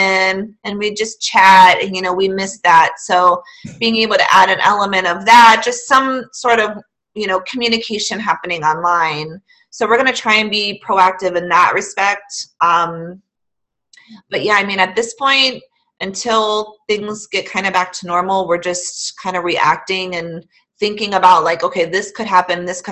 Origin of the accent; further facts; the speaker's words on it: Massillon, Ohio, United States; also born or lived in Louisville, Ohio / Green, Ohio; I grew up in Maslin